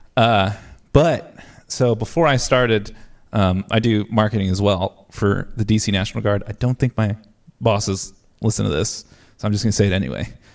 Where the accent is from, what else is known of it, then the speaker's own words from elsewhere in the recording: New Jersey, United States; moved away as an adult; also born or lived in Ohio; now in Texas, United States; I'm originally from New Jersey.